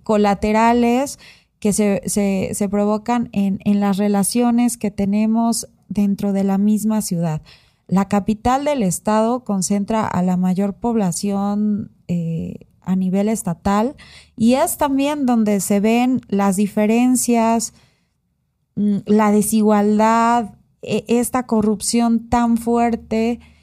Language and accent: Spanish; Oaxaca, Mexico; yo he vivido mucho tiempo, o sea, casi toda mi vida en Oaxaca.